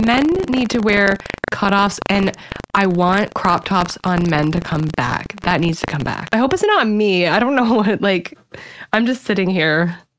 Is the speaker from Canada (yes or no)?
yes; Canada; I'm Canadian